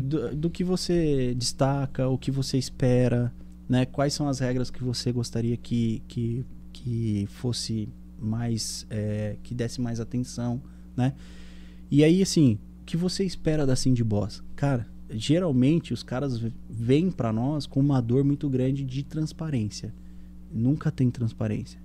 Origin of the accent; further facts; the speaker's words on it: São Caetano do Sul, São Paulo, Brazil; moved away; eu sou sul são caetanense, né? É. Eu sou do ABC paulista